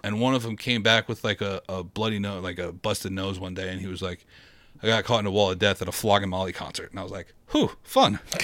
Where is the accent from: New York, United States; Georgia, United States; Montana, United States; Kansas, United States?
New York, United States; I'm from New York